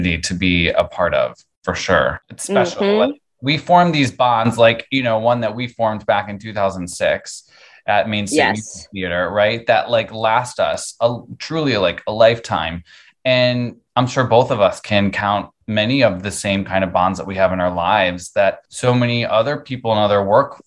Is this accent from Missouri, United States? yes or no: no; Buffalo, New York, United States; moved away; I'm from Buffalo and I have all my like siblings are there and a lot of family there